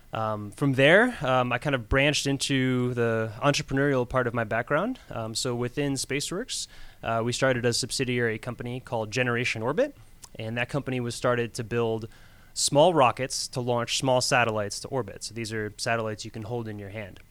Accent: Florida, United States; moved away as an adult; also born or lived in New York; now in Georgia, United States; I was born in New York, but grew up in Florida

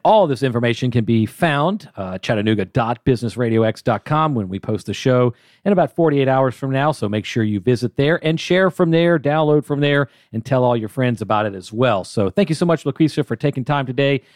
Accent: Atlanta, Georgia, United States; I'm born and raised in Atlanta

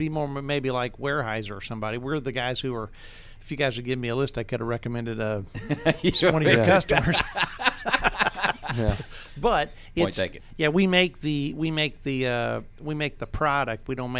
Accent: Towns County, Georgia, United States; And I'm just this little twit from North Georgia, right? I'm from Towns County, man.

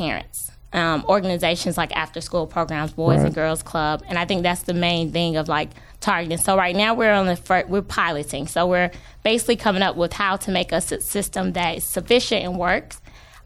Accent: Atlanta, Georgia, United States; I grew up in the West End.

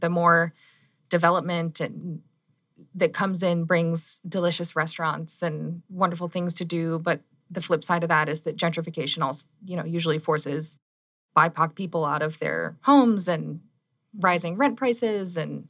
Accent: Tucson, Arizona, United States; moved away as an adult; also born or lived in Central Texas; I actually was born and raised in Tucson.

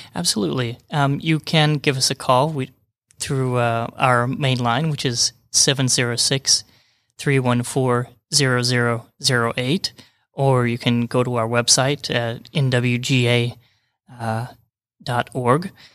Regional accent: Utah, United States; also born or lived in New Mexico / Florida / Georgia; now in Rome, Georgia, United States; Originally, I'm from Utah, and then kinda worked my way, way around the bottom of the United States

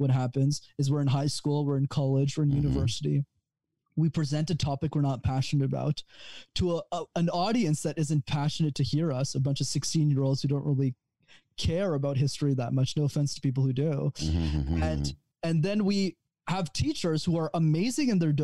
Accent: Montreal, Quebec, Canada; I'm actually from Montreal, but I come to the States a lot for business.

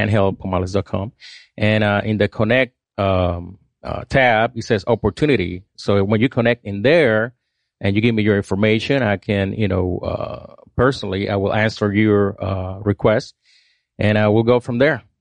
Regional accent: Puerto Rico; moved away; I grew up in Puerto Rico

